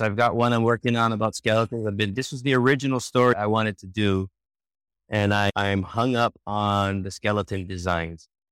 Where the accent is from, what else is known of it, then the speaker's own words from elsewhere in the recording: Oahu, Hawaii, United States; moved away as an adult; also born or lived in San Francisco; now in Rockwall, United States; I grew up on the island of Oahu in Hawaii